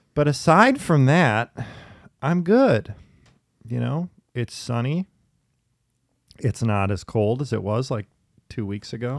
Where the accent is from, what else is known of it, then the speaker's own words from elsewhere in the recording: Minneapolis, Minnesota, United States; also born or lived in New York City; here in my home town, it's, it's specifically I've noticed too in Minneapolis